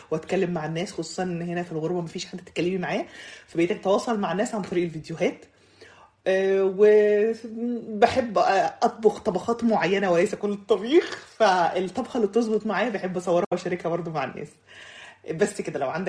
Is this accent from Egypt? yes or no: yes; Egypt; also born or lived in Saudi Arabia; now in Sweden; مصريه آه، عايشه في السويد ومعايا الجنسيه السويديه فانا يعتبر آه، ليا انتماء سويدي اصلا من مواليد السعوديه وتربيت شويه في السعوديه